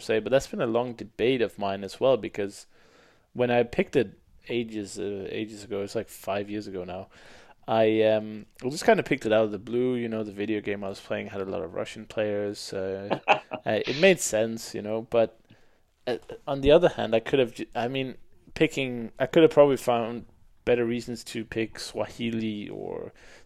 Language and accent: English; Denmark; In Denmark, we have, of course, Danish is like 95% or more